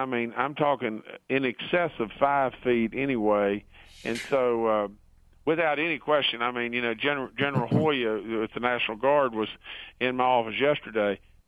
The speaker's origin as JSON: {"language": "English", "town": "Beckley", "region": "West Virginia", "country": "United States", "tie": "born or raised there", "said": "And I grew up in Beckley, West Virginia. I've been in West Virginia all my life."}